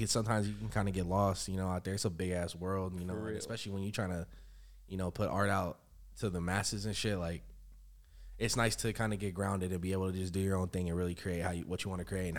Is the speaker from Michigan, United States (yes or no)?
no; Yakima, Washington, United States; moved away as an adult; now in Seattle, United States; I'm a 20-year-old artist from Yakima, Washington. I moved up to Seattle when I was 18 for school, and I've been up here ever since, basically.